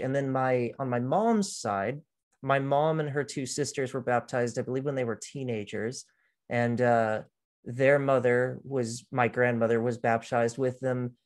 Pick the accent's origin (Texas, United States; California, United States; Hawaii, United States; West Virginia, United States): Texas, United States; Austin; also born or lived in Houston, Texas; at the age of two, though, I moved with my family up to Austin, and that's where I was raised, essentially